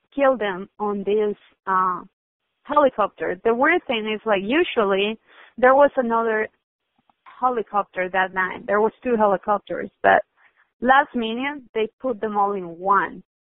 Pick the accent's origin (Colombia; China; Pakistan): Colombia; now in San Diego, United States; I grew up in Colombia